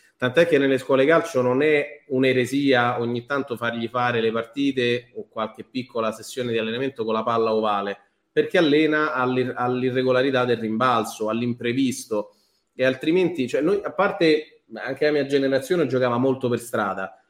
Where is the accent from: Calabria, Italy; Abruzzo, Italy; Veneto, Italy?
Abruzzo, Italy; moved away; sono andato su al paese in Abruzzo da me con, con mio padre